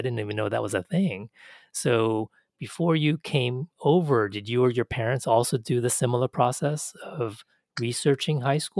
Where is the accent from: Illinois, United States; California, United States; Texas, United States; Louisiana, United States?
Texas, United States; for me, growing up in Texas, so few Asian students